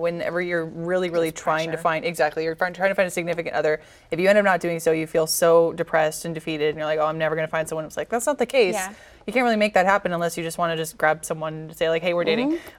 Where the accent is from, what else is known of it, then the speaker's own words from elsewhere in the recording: Dallas, Texas, United States; thinking about growing up in Dallas